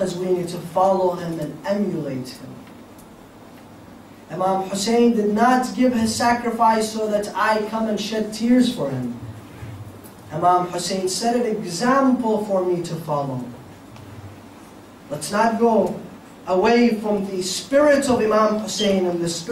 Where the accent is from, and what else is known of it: United States